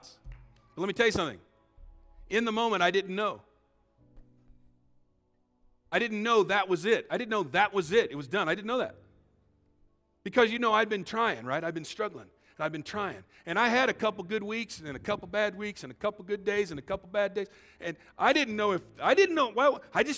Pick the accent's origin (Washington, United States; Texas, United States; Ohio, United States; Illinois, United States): Illinois, United States; I grew up in Illinois